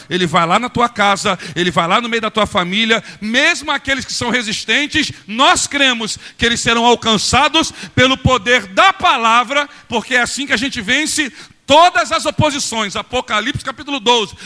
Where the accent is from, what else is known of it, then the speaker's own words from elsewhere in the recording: Mesquita, Rio de Janeiro, Brazil; also born or lived in Nova Iguaçu; eu sou da Baixada. Eu saí de uma casa, eu, eu morei na Chatuba, não sei quem conhece aqui a Chatuba. Dos meus 5 aos 10 anos, eu na Chatuba